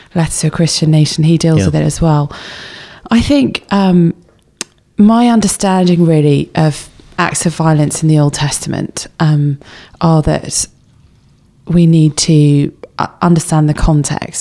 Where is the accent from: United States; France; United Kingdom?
United Kingdom; England; we're English